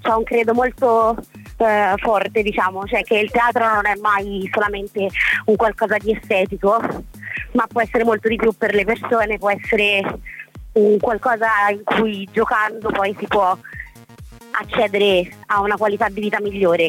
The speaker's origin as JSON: {"language": "Italian", "town": "Florence", "region": "Tuscany", "country": "Italy", "moved": "yes", "lives_now": "Rome, Italy", "said": "di adozione romana perché in realtà io sono fiorentina"}